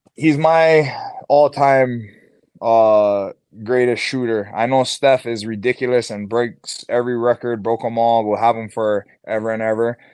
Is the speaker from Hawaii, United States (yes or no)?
yes; Hawaii, United States; growing up in Hawaii, I've been like more of a player fan